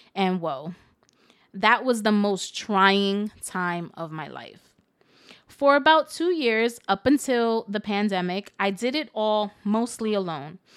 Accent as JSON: {"language": "English", "town": "New York City", "region": "New York", "country": "United States", "said": "I'm from the Bronx"}